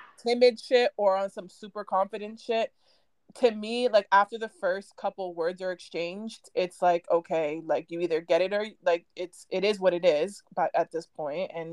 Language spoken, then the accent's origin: English; United States; moved away as an adult; also born or lived in Vancouver; So for me growing up, I grew up in the States